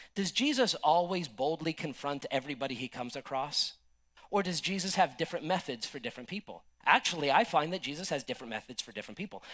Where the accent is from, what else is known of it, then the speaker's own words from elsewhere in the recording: United States; I love my country. I support my country. I'm an American